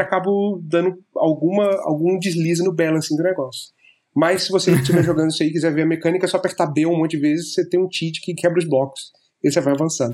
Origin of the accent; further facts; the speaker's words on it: Rio de Janeiro, Brazil; moved away as an adult; now in Germany; eu sou originalmente do Rio de Janeiro.